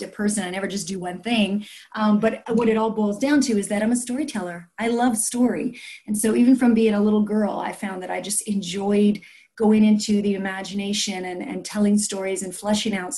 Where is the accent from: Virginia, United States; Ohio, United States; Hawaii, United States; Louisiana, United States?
Louisiana, United States; South; I grew up in South Louisiana